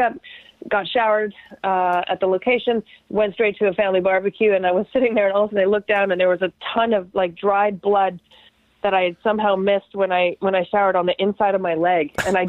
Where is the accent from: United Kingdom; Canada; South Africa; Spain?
Canada; But it was like because I'm Canadian, I'm just so, you know, I'm crazy about being respectful about things.